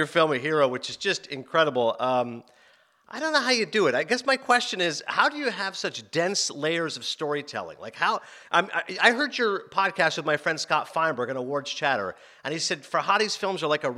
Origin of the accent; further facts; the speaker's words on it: Pakistan; We're Pakistani